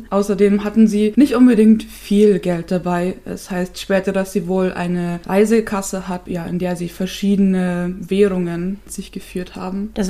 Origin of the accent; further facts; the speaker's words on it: Chiemgau, Bavaria, Germany; moved away; Ich komme ja eigentlich aus dem Chiemgau.